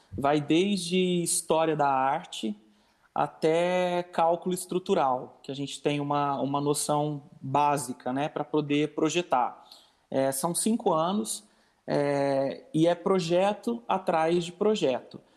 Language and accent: Portuguese; Ibiá, Minas Gerais, Brazil; eu sou do interior de Minas, eu sou de uma cidade que chama Ibiá, é, tem 30 mil habitantes a minha cidade